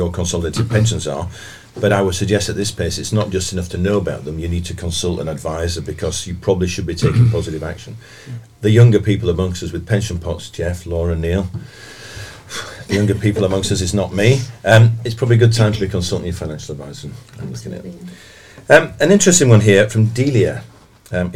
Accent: Bradford, Yorkshire and the Humber, United Kingdom; I'm from Bradford

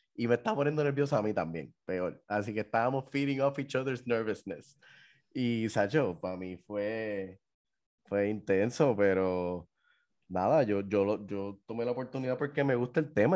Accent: Puerto Rico; somos los puertorriqueños

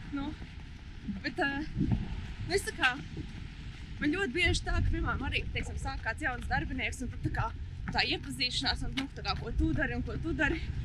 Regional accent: Riga, Latvia; also born or lived in Alūksne; Principā no Rīgas.

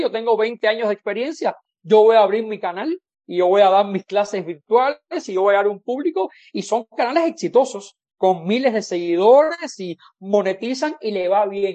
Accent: Cuba; moved away as an adult; now in Mexico; mi experiencia como cubano

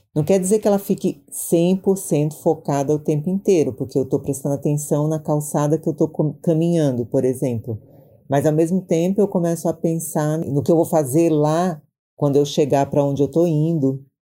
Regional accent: Maranhão, Brazil; now in São Paulo, Brazil

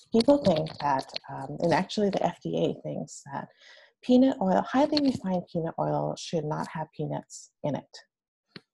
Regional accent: San Francisco, California, United States; I am actually a San Francisco Bay Area native, and I grew up in San Francisco

